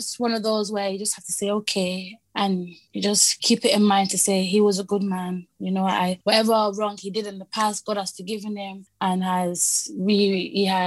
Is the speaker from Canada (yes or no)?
no; England, United Kingdom; also born or lived in Hong Kong / Manchester; I kind of mainly grew up, most of my memory is based in Britain here, in England here